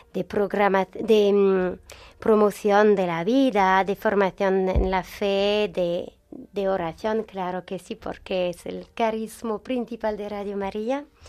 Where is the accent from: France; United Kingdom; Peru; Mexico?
France; Spanish is a second language; Francia es la hija mayor de la iglesia, entonces no somos, Francia no es siempre fiel a su bautizo, mm. pero tenemos fuerzas espirituales en Francia